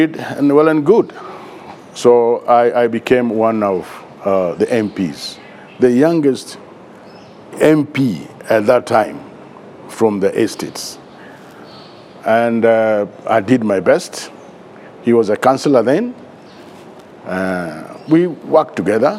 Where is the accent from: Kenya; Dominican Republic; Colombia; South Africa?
Kenya; Nairobi; we grew up together in Eastlands, of course, from Makadara.